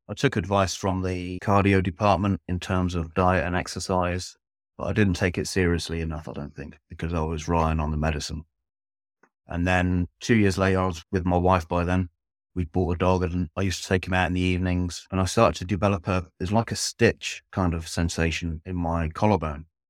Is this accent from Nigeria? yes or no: no; Devon, South West England, United Kingdom; moved away as an adult; now in Norfolk, United Kingdom; I'm originally from Devon, which is in the southwest of England. I've now lived in Norfolk, which is in the east of England, for approximately thirteen years.